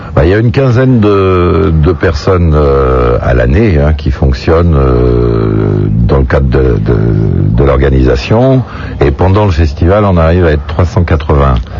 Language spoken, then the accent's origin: French; La Rochelle, Nouvelle-Aquitaine, France; mon coin, c'est ma ville natale